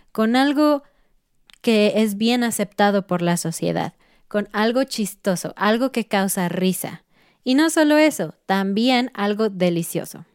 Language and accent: Spanish; Mexico; como mexicanos